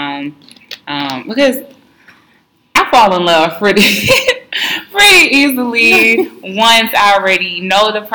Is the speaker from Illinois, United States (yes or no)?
no; New York City, New York, United States; I'm still from New York. And I'm not just from any place in New York. I'm from Harlem